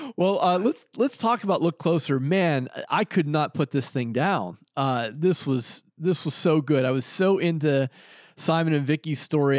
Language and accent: English; Pittsburgh, Pennsylvania, United States; I grew up in Pittsburgh